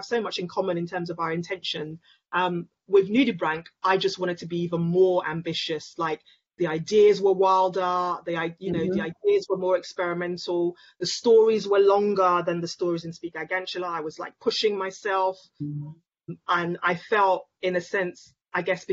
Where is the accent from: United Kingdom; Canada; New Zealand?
United Kingdom; London; a young Black woman growing up in London, Nigerian, but also British